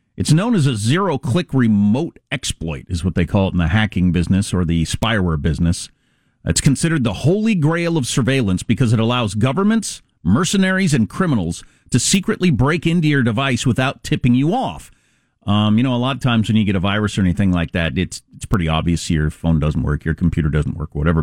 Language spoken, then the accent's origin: English; California, United States; as a Californian